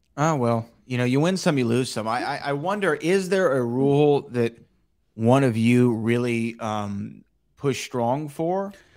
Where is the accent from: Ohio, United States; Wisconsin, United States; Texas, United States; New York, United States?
Texas, United States; I was from Texas